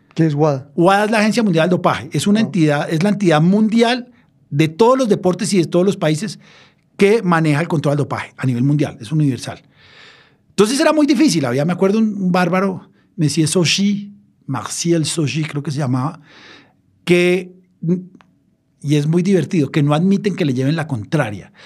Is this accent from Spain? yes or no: no; Colombia; siendo colombiano